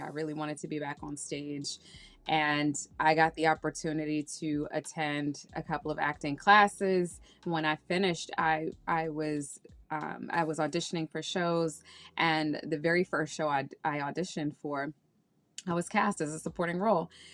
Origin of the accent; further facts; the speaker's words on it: Washington, District of Columbia, United States; moved away as an adult; also born or lived in Nevis / Saint Kitts; now in New York, United States; I was born and raised in Washington, D C